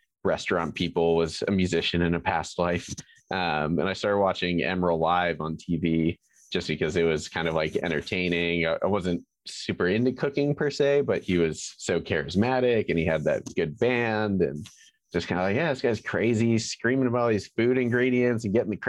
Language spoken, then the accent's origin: English; Atlanta, Georgia, United States; I've been in Atlanta since I was three, so I feel like that's about as Atlantan as it gets.